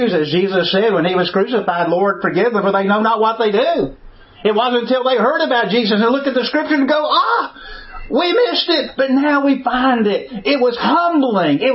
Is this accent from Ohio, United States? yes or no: no; Birmingham, Alabama, United States; accent: southern; also born or lived in Lincoln, Nebraska; I grew up in Birmingham, Alabama. I grew up in a neighborhood, raised in a segregated school and neighborhood